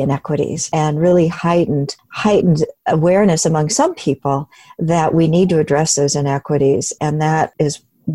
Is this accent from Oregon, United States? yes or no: yes; Salem, Oregon, United States; I grew up in Salem, Oregon